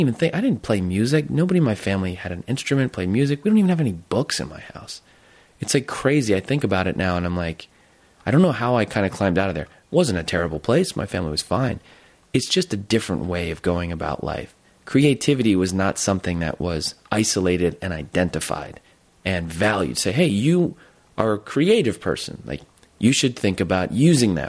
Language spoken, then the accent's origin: English; Jersey Shore, New Jersey, United States; moved away as an adult; I went to this public school. I'm from Jersey Shore